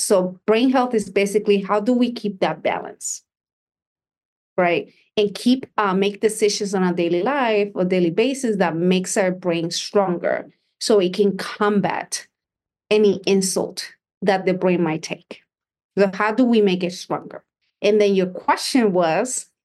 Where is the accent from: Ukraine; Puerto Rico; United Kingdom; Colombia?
Puerto Rico; I was born and raised in Puerto Rico